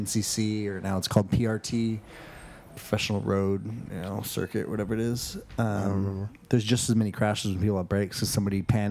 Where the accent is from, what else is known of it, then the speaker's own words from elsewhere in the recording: Long Beach, California, United States; I was born in Long Beach